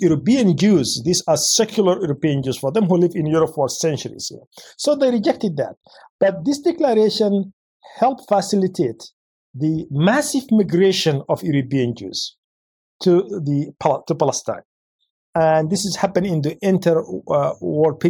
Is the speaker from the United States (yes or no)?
no; Yemen; moved away; my home country, Yemen